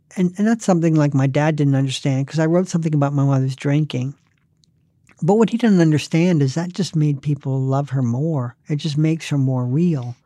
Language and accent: English; the South, United States; I'm not Southern. I grew up in the South, but I d, I wasn't born there